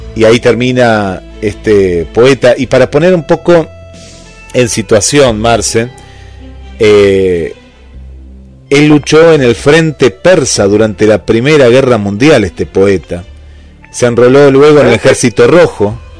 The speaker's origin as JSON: {"language": "Spanish", "country": "Argentina", "said": "aquí de, nuestro país"}